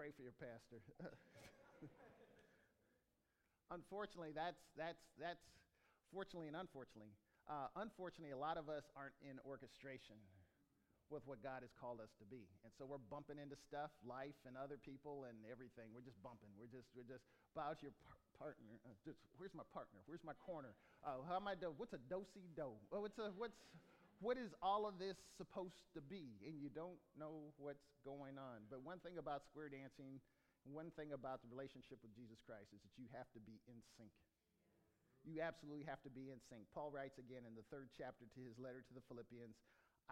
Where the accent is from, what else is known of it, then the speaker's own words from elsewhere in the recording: Rio Linda, California, United States; also born or lived in Bakersfield, California; I was born in Bakersfield, and I did square dancing in Rio Linda